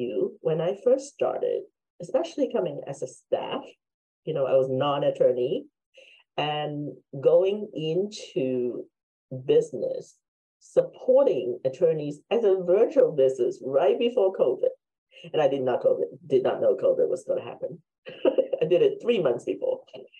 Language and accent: English; Hong Kong; now in United States; I'm Chinese from Hong Kong, been in the States forever